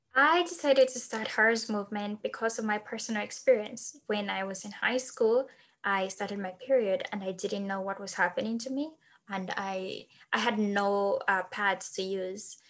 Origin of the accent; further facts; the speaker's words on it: Zambia; moved away as an adult; also born or lived in Wisconsin, United States; now in United States; I'm from Zambia